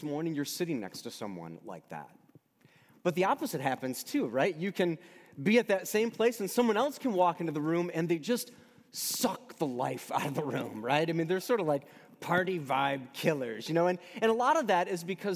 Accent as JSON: {"language": "English", "country": "United States", "also_born_or_lived": "Michigan", "said": "I'm an American."}